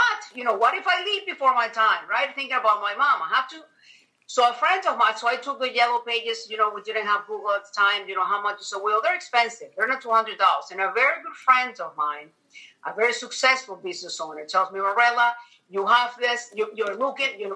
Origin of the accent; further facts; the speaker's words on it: Venezuela; moved away as an adult; now in United States; I'm originally from Venezuela, South America